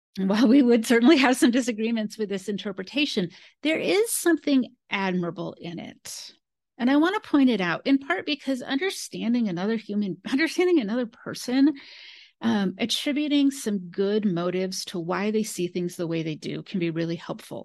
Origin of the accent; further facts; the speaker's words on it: Modesto, California, United States; I grew up in California. Modesto, California is where I grew up